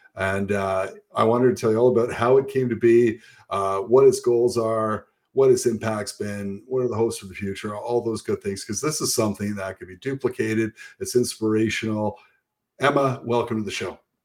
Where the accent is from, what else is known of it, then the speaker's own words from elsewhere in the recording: St. Catharines, Ontario, Canada; I grew up in St. Catharines